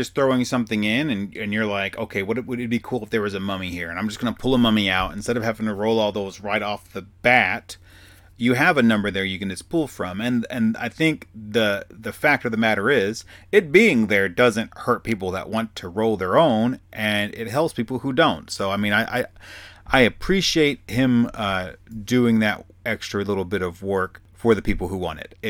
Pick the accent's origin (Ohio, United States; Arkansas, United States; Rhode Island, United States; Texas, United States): Arkansas, United States; accent: Southern; I got real Southern right there at the end there because I'm from Arkansas.